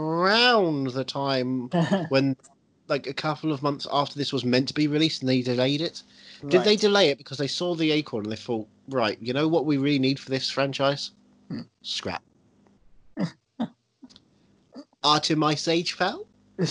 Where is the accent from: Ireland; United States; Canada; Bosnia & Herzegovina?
Ireland; I'm an Irishman.